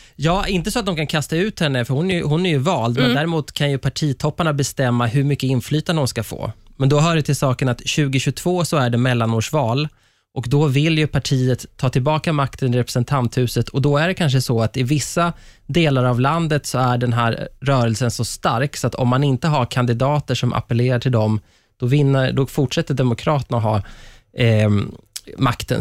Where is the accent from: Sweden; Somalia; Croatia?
Sweden; som svenskar